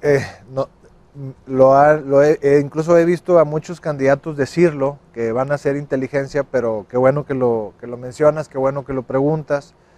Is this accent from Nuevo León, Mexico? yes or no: yes; Nuevo León, Mexico; los que somos de Nuevo León